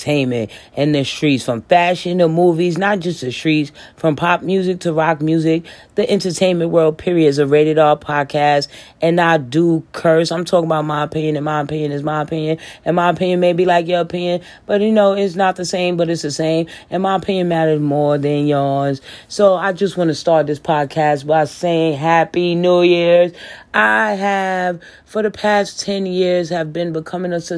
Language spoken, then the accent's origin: English; New York City, New York, United States; now in North Carolina, United States; I'm from the Bronx